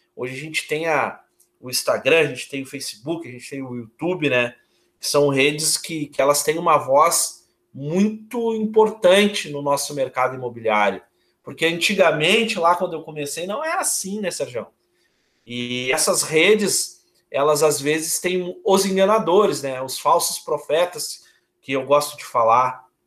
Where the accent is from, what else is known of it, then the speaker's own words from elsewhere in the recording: Porto Alegre, Rio Grande do Sul, Brazil; Eu sou de Porto Alegre, eu tenho 39 anos